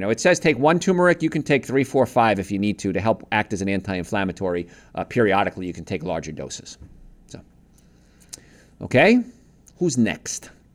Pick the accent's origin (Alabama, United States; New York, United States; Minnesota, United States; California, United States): New York, United States; accent: New York; I'm from New York